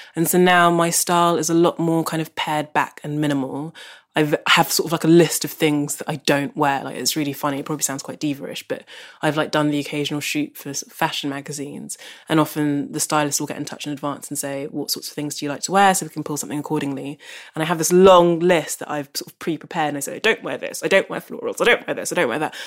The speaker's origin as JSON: {"language": "English", "region": "London", "country": "United Kingdom", "tie": "born or raised there", "said": "I grew up in South London, which is where I still live"}